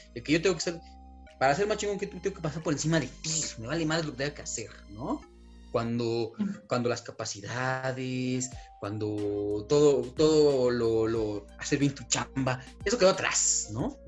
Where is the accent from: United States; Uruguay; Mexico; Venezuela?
Mexico; nosotros como mexicanos